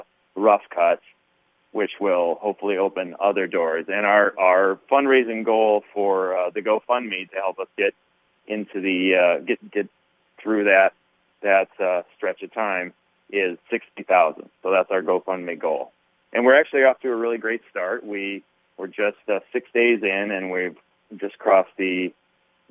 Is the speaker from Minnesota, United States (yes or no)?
yes; Minnesota, United States; I'm a Minnesota kid. I was born and raised in Minnesota